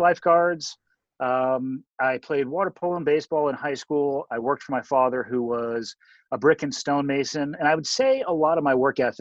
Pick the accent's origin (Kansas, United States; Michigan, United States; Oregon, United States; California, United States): California, United States; Santa Cruz; I was born and raised in Santa Cruz, California